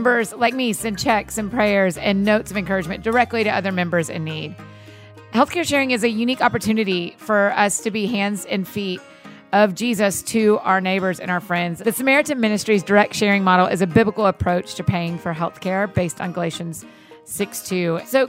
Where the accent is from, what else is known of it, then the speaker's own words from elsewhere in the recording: Atlanta, Georgia, United States; I grew up in Atlanta.